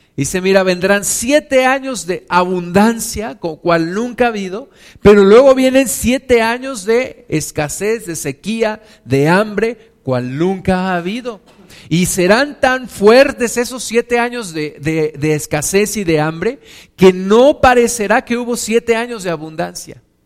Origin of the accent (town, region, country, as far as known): Mexico